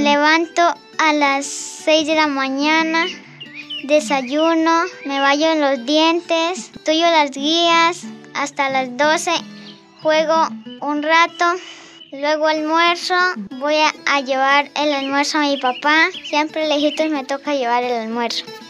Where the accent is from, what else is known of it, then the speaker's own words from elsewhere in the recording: Charalá, Santander, Colombia; Soy de la vereda Colacota del municipio de Charalá